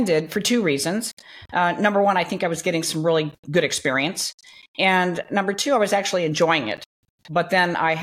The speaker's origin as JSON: {"language": "English", "town": "Long Beach", "region": "California", "country": "United States", "tie": "born or raised there", "said": "I grew up in Long Beach, California. So I was a Southern California girl"}